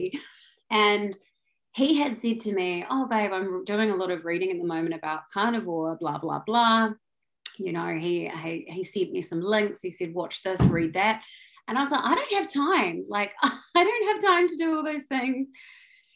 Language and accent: English; New Zealand; moved away as an adult; also born or lived in London; I'm from New Zealand originally, but I've been in London for the last 13 years